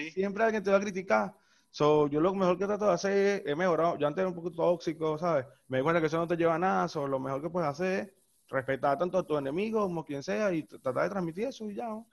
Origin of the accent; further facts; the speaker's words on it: La Guaira, Venezuela; yo soy de La Guaira